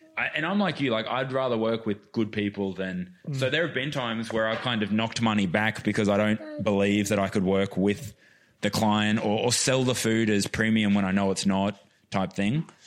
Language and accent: English; Queensland, Australia; moved away; also born or lived in Melbourne; I grew up playing sport in Queensland